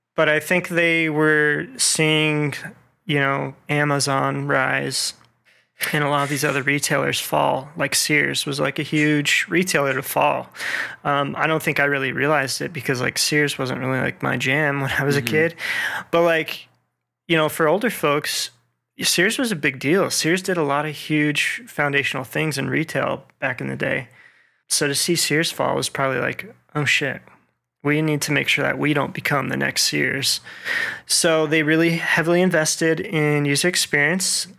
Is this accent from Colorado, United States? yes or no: no; Las Vegas, Nevada, United States; now in Atlanta, United States; I am originally from Las Vegas, Nevada